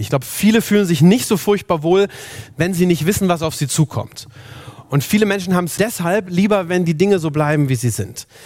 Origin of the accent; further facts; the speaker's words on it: Germany; Bei uns in Deutschland